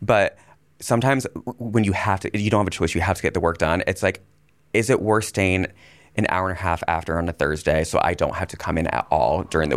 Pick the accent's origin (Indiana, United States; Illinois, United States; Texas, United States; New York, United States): Indiana, United States; moved away; I'm originally from Indiana